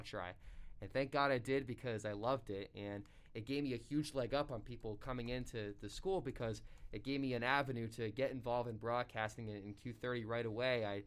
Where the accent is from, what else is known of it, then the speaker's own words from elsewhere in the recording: Seekonk, Massachusetts, United States; my hometown public school in Seekonk